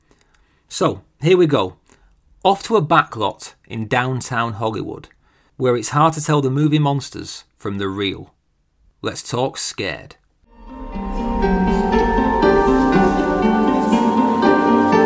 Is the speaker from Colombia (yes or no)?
no; United Kingdom; I'm British